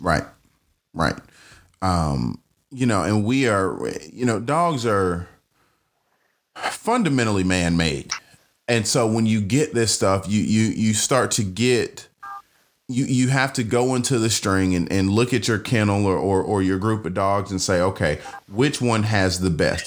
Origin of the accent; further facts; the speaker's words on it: Atlanta, Georgia, United States; I'm from Atlanta